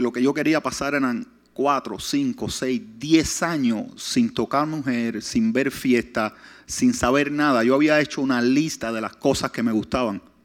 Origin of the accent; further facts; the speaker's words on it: Pinar del Río, Cuba; also born or lived in Hialeah, Florida; now in West Palm Beach, United States; son del lugar que yo salí, Pinar de Río